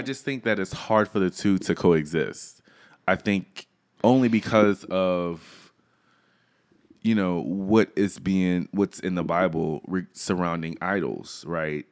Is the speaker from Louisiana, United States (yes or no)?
yes; Louisiana, United States; I am from Louisiana